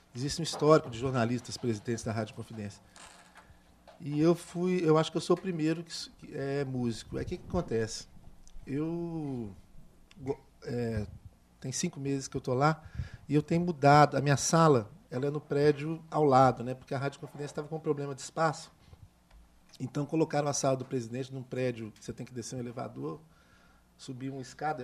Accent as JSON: {"language": "Portuguese", "region": "Minas Gerais", "country": "Brazil", "said": "eu sou de Minas Gerais"}